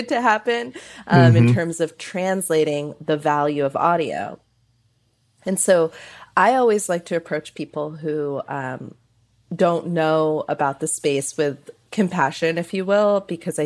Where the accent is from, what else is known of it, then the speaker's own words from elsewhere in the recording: San Francisco Bay Area, California, United States; I grew up in the San Francisco Bay Area with KQED